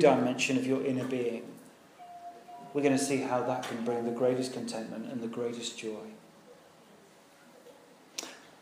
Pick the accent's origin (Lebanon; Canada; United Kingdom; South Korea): United Kingdom; We're British